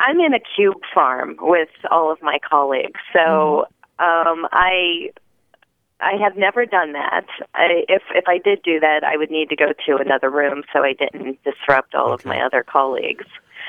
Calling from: Bethesda, Maryland, United States; Bethesda, Maryland.

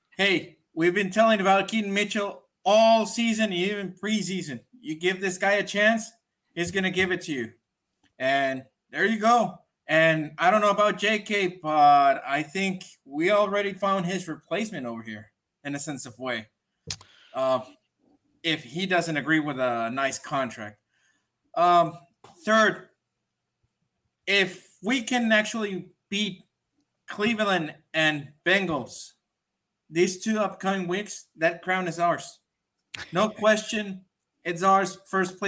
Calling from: Mexico; I'm calling from Mexico

